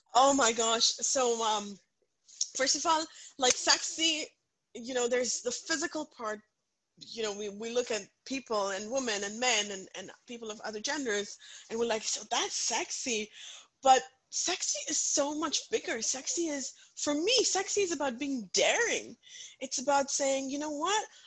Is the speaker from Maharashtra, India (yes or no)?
no; Punjab, India; English is a second language; moved away; I come from a very very conservative Punjabi family. I grew up in India